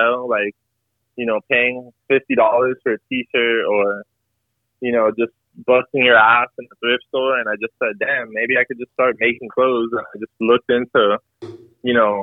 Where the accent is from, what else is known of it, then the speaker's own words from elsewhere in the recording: Miami, Florida, United States; I'm just born and raised in Miami.